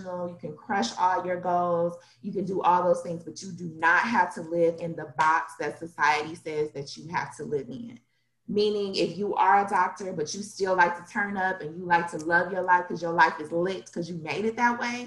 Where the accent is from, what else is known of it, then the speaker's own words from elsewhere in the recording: Detroit, Michigan, United States; I am from Detroit